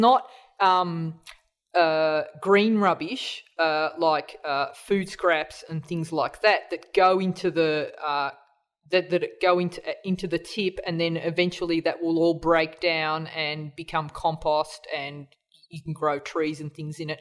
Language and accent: English; Australia; we're all Australian here